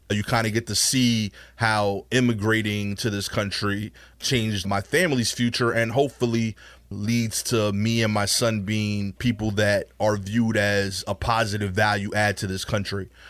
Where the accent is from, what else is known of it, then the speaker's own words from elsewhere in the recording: New York City, New York, United States; Born and raised, not like I just showed up here from the middle of the country. I'm actually, like, from Brooklyn